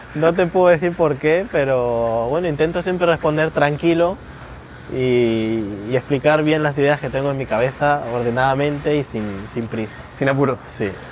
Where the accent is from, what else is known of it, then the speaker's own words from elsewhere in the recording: Spain; also born or lived in Peru; Soy peruano por parte de mi mamá, he venido muchas veces desde pequeño aquí